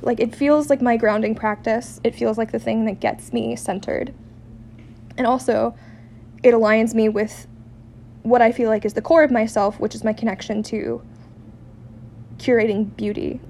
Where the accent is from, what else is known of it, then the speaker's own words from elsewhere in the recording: San Diego, California, United States; now in Seattle, United States; I'm not from here, I'm from San Diego.